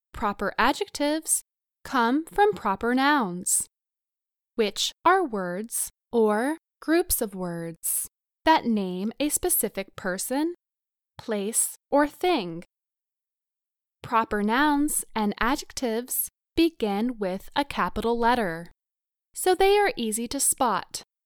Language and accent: English; United States; I am an English teacher. I teach English, but I am not from England. I am from the U S